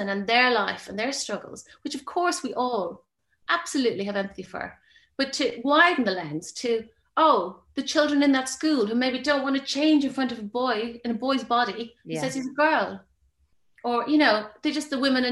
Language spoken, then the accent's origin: English; Ireland